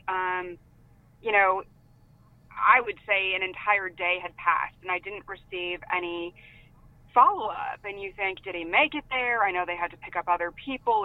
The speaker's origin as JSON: {"language": "English", "town": "San Diego", "region": "California", "country": "United States", "said": "I'm from San Diego, California."}